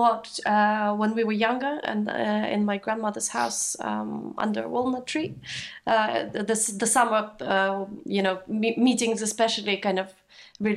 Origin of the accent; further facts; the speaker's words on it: Kakhovka, Kherson Oblast, Ukraine; moved away; my hometown in Kachovka.